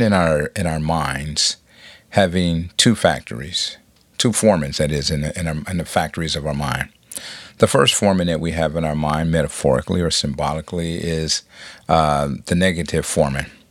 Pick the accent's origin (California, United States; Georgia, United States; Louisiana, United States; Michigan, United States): California, United States; Compton; I'm from Compton